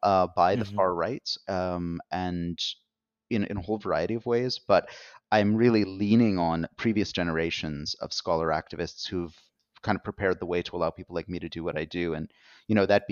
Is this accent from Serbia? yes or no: no; Canada; as a Canadian um, and someone working in the North American context